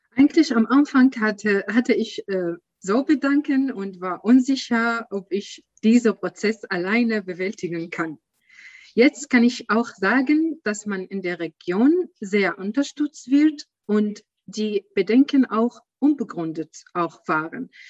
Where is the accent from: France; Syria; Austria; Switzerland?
Syria; German is a second language; moved away as an adult; now in Germany; ich komme aus Syrien